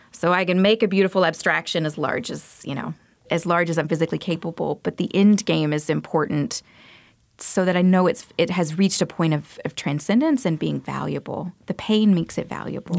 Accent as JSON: {"language": "English", "town": "Montgomery", "region": "Alabama", "country": "United States", "tie": "born or raised there", "moved": "yes", "said": "I'm originally from Montgomery, Alabama. I grew up there, and I went to school in Alabama, too"}